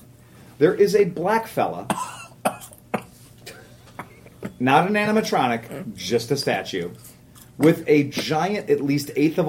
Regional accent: Cleveland, Ohio, United States; I'm from Cleveland, Ohio

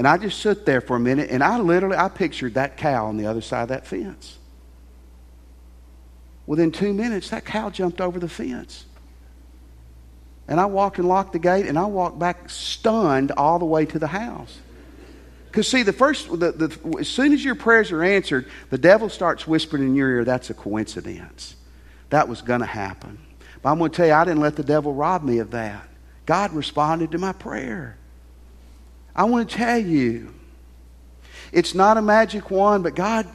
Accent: Tennessee, United States; I grew up in Tennessee

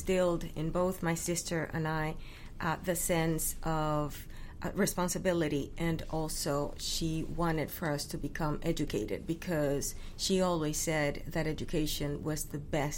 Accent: Dominican Republic; also born or lived in East Coast, United States; now in Texas, United States; Born and raised in the Dominican Republic

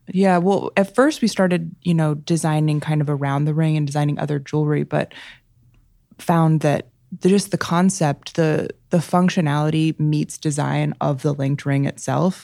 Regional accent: Chicago, Illinois, United States; I grew up in Chicago. Um, yeah, right in the city um, right across the street from Lincoln Park

